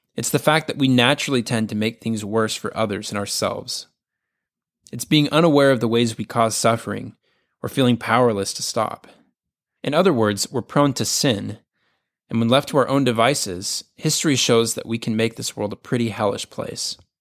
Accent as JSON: {"language": "English", "region": "the South", "country": "United States", "tie": "born or raised there", "said": "Growing up in the South"}